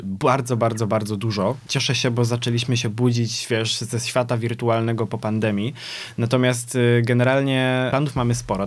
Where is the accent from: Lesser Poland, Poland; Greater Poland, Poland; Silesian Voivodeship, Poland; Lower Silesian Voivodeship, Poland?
Greater Poland, Poland; Poznań; jestem z Poznania